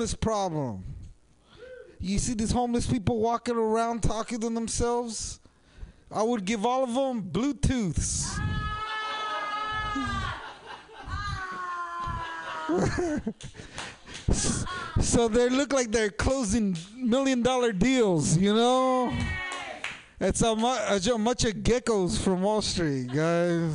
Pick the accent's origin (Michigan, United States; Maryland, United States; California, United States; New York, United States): California, United States; San Jose; I'm from San Jose